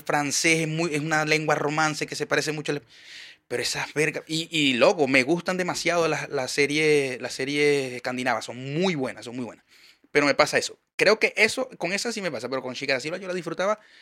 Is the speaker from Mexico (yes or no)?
no; Maracaibo, Zulia, Venezuela; now in Chile; Yo soy de Maracaibo